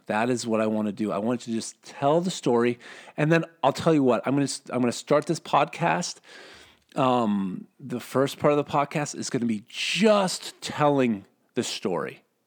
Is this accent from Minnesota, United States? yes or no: yes; Minnesota, United States; I'm from Minnesota.